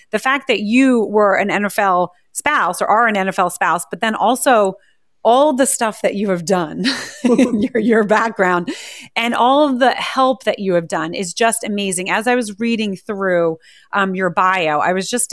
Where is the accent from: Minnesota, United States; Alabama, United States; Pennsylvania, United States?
Pennsylvania, United States; right outside of Philadelphia; I grew up right outside of Philadelphia